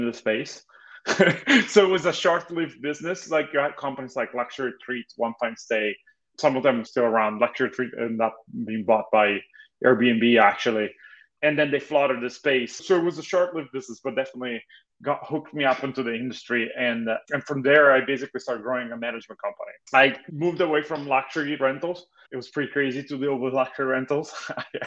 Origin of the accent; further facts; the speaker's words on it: Italy; moved away as an adult; now in Los Angeles, United States; I was originally born and raised in Italy. I moved to US about 14 years ago with excuse of studying